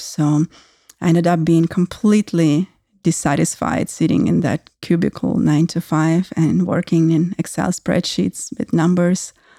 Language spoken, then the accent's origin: English; Russia; moved away; I grew up in Russia, actually in post-Soviet Russia